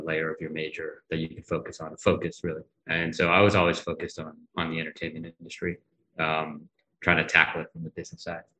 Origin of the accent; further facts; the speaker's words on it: Worcester, Massachusetts, United States; also born or lived in New York; I grew up in Massachusetts. I was born and raised in Worcester, Massachusetts. So East Coast boy.